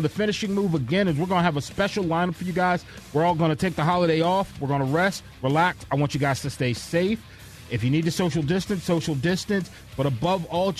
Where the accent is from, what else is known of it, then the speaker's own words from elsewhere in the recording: New York, United States; moved away; I grew up in New York.